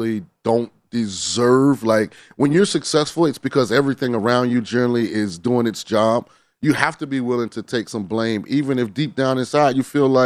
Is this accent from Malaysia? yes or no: no; St. Petersburg, Florida, United States; I'm from St. Petersburg, Florida